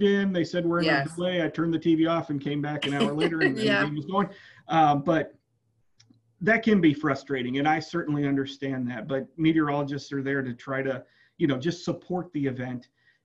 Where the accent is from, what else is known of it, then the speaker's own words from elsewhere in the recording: West Central Illinois, United States; moved away as an adult; now in Starkville, United States; I'm from West Central Illinois. My undergraduate degree is from Western Illinois University in meteorology.